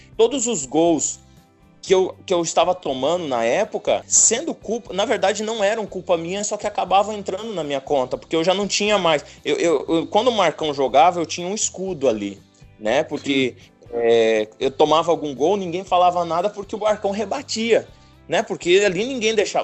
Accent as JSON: {"language": "Portuguese", "town": "Céu Azul", "region": "Paraná", "country": "Brazil", "tie": "born or raised there", "also_born_or_lived": "São Paulo", "moved": "yes", "said": "eu sou do Paraná, famílias uhum. é, tradicionais gaúchas."}